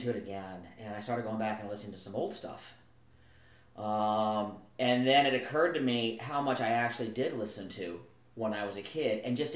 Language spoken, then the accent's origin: English; San Diego, California, United States; also born or lived in Twentynine Palms, California; Been in San Diego since I was about 4, born in San Bernardino, 29 Palms, because dad was a Marine